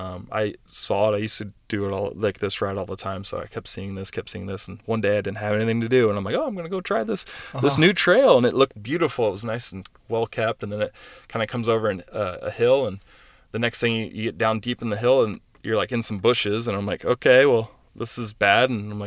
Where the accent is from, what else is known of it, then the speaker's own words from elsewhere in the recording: Kentucky, United States; also born or lived in East Coast; now in Southern California, United States; I'm originally from Kentucky. So moving out here to Southern California, especially the area we're in, inland, is, you know, brown and dirty. And I'm just used to green trees and, you know, vegetation everywhere.